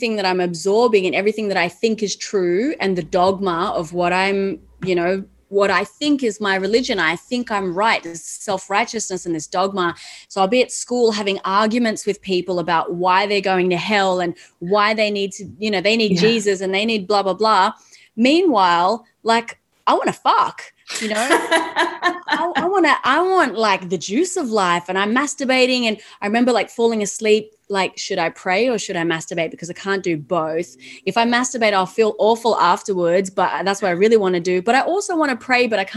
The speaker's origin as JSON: {"language": "English", "country": "Australia", "tie": "born or raised there", "said": "I grew up in Australia"}